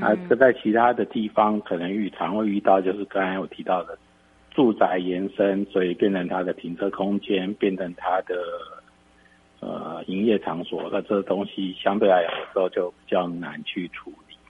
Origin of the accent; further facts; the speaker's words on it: Taipei, Taiwan; 我从小在台北市长大